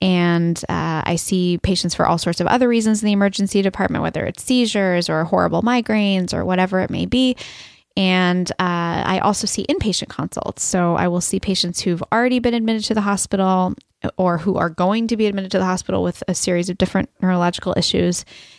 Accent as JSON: {"language": "English", "town": "Boston", "region": "Massachusetts", "country": "United States", "also_born_or_lived": "Ohio", "said": "I'm from Ohio, technically, but really Boston."}